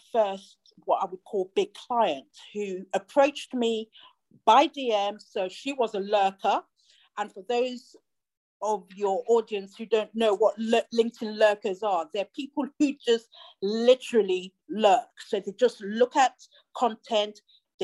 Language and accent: English; Nigeria; moved away; I grew up with him in Nigeria